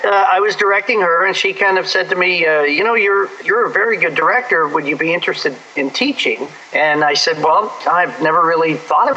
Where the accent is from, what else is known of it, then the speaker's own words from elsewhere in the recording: Chicago, Illinois, United States; moved away as an adult; I'm from the Chicago area. That's where I started my career